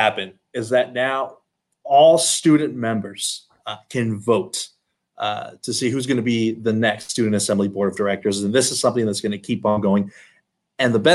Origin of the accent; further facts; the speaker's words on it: Altus, Oklahoma, United States; Born and raised in Altus, Oklahoma, small little town